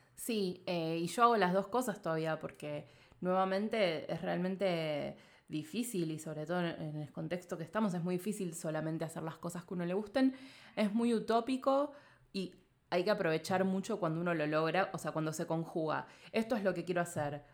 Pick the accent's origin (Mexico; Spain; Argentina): Argentina